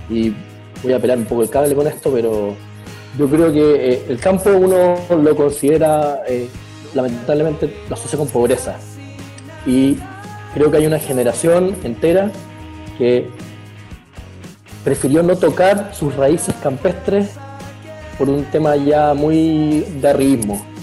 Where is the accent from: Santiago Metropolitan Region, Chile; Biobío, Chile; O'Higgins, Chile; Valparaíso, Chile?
Biobío, Chile; Concepción; Yo decía, soy de Patagonia. No decía ni Chile, no decía ni Concepción, decía, soy de la Patagonia. Porque me hicieron con agua allá